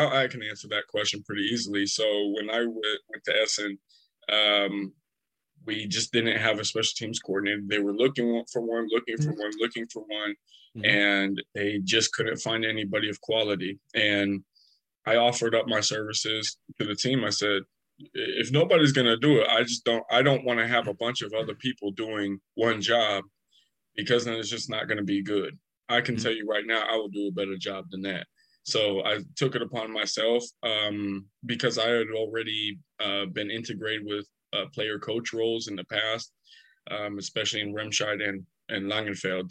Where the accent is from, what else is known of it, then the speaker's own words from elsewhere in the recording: Portland, Oregon, United States; moved away as an adult; also born or lived in California; I'm 29 years old. I'm from Portland, Oregon